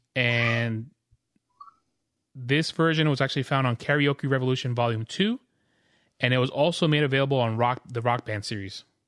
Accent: New York, United States; moved away; also born or lived in Jamaica; I'm from New York, too

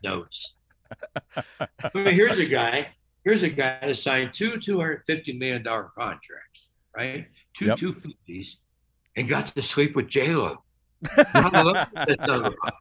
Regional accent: Cincinnati, Ohio, United States; I'm from Cincinnati. I was born 3 miles from where the Reds play at Great American Ballpark

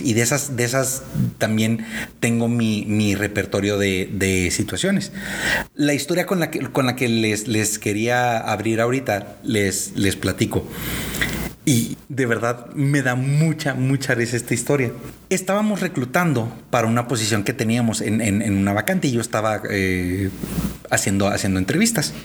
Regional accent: northern Mexico, Mexico; somos tres hermanos norteños

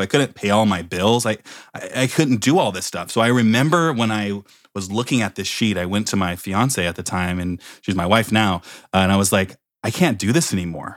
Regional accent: Oakland, California, United States; also born or lived in Palo Alto; I come from, I'm, I'm actually from Oakland

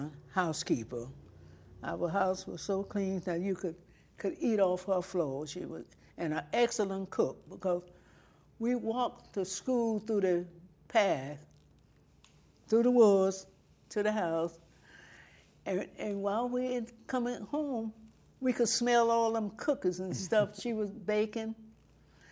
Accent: Gomez, Florida, United States; I was born here in Gomez, right there off of the Shell Road.

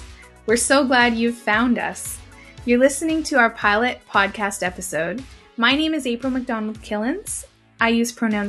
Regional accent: Robinson-Huron Treaty Territory, Ontario, Canada; now in Edmonton, Canada; I am the daughter of Irish settler and Italian immigrant parents. I was born in Robinson-Huron Treaty Territory, homeland of the Anishinaabek Nation, where I grew up with my toes in the cold waters of Lake Superior.

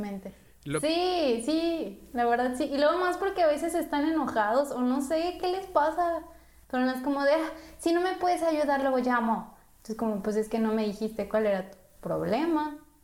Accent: Mexico; now in Canada; como buena latina o como buena mexicana

